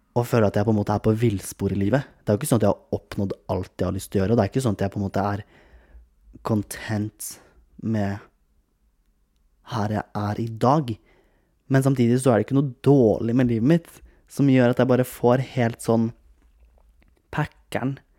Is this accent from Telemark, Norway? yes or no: yes; Kragerø, Telemark, Norway; now in Oslo, Norway; Jeg har vært hjemme i Kragerø, nå er jeg i leiligheten min i Oslo igjen